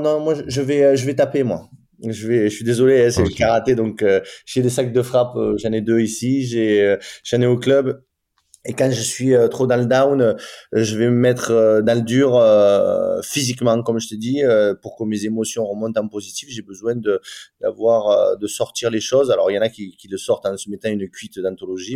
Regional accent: France; nous on est français

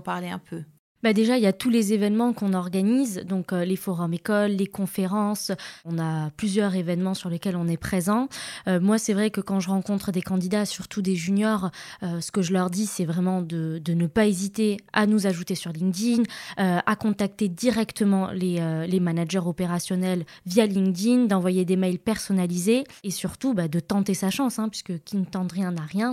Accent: Casablanca, Casablanca-Settat, Morocco; moved away as an adult; now in France; j'ai grandi euh, à Casablanca et, euh, j'ai vécu à peu près 18 ans ici. Et puis ensuite, bah, je suis partie en France faire mes études et puis travailler.

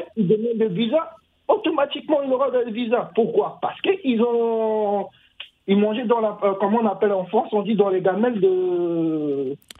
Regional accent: Central African Republic; Oui, je suis centrafricain

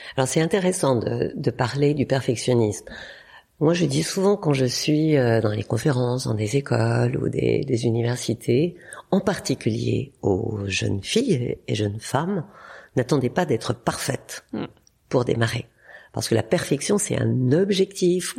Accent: Burgundy, Bourgogne-Franche-Comté, France; je suis née en Bourgogne avec une une vie avec des frères et sœurs euh, très proches de la nature

